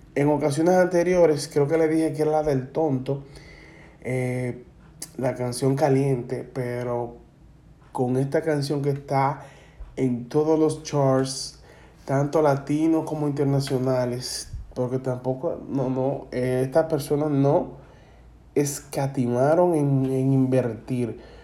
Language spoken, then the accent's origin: Spanish; Dominican Republic; la jerga que eh, consumimos aquí en la República Dominicana